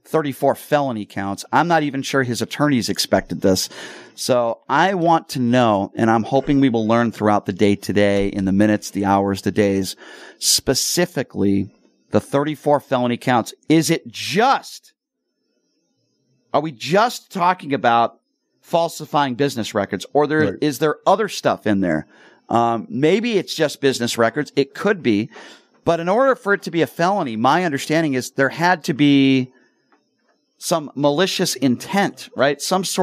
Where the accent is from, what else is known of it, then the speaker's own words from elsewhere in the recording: East Coast, United States; I'm from the East Coast. I have family in New York.